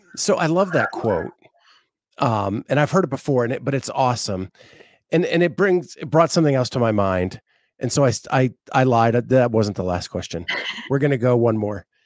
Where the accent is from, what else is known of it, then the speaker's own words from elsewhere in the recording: Appalachian Mountains, United States; also born or lived in Florida; I grew up in the Appalachian Mountains.